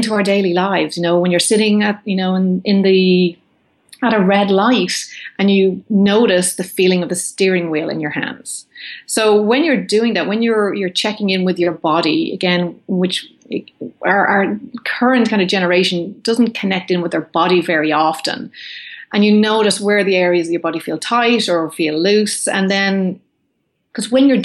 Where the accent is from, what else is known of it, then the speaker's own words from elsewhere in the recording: Ireland; moved away as an adult; now in California, United States; as an Irish woman